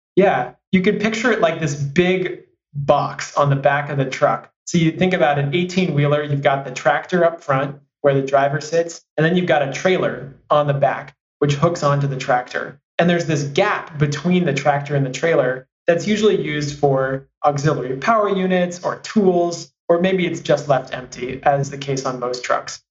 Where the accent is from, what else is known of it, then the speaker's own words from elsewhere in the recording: San Francisco, California, United States; I grew up in San Francisco